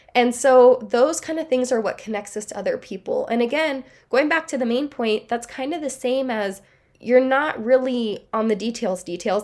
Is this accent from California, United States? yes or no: yes; Southern California, United States; we are from Southern California